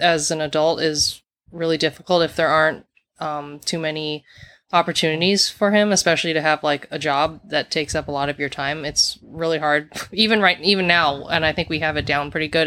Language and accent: English; Kula, Hawaii, United States; moved away as an adult; also born or lived in South Korea / New York City; we grew up, uh, in Kula in Maui, Hawaii, and we were all adopted. I'm from South Korea